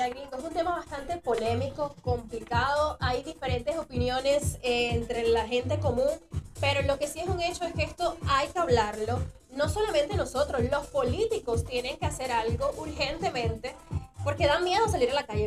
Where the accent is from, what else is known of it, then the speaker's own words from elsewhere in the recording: Maracaibo, Zulia, Venezuela; also born or lived in Caracas; now in Tampa, United States; venezolana, ya lo dijiste, maracucha.